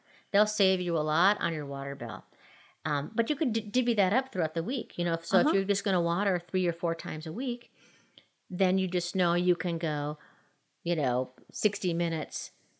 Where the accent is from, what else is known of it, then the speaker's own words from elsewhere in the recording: Minnesota, United States; now in Colorado, United States; growing up in Minnesota